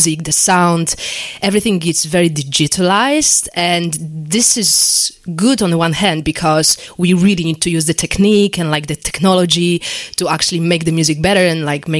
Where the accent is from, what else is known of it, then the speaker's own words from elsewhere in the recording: Poland; English is a second language; moved away as an adult; now in London, United Kingdom; my parents kind of enroll me on a course in music school back in Poland because I'm originally from Poland